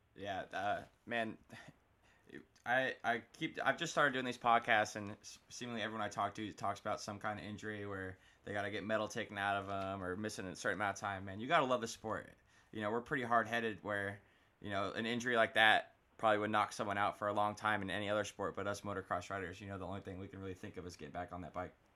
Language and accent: English; Florida, United States; I'm down here from Florida